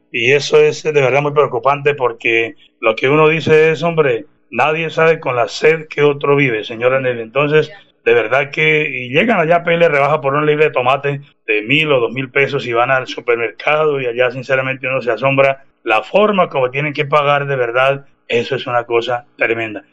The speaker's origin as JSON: {"language": "Spanish", "town": "Páramo", "region": "Santander", "country": "Colombia", "said": "nosotros venimos de Vereda, ya el páramo de la salud, provincia de Guarentina"}